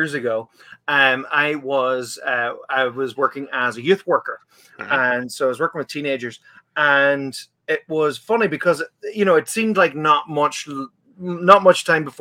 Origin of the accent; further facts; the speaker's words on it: Letterkenny, Ulster, Ireland; growing up in Letterkenny